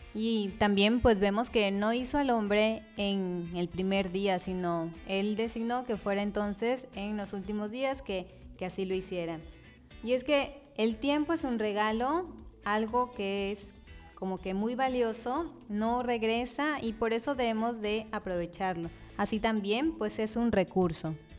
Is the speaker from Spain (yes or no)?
no; Tabasco, Mexico; Somos tabasqueños, mexicanos, amamos al Señor